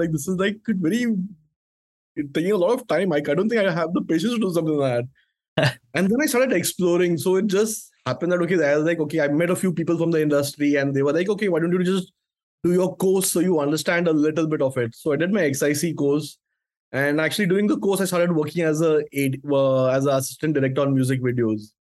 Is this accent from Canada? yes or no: no; India; I'm from India